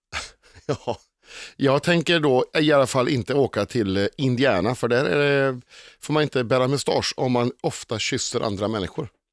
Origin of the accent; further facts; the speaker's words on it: Uddevalla, Västra Götaland, Sweden; moved away as an adult; now in Stockholm, Sweden; fortfarande kompisarna hemma i Uddevalla